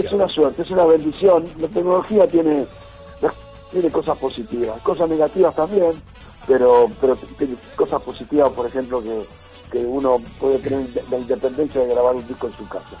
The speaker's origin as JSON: {"language": "Spanish", "town": "Villa Ramallo", "region": "Buenos Aires Province", "country": "Argentina", "tie": "born or raised there"}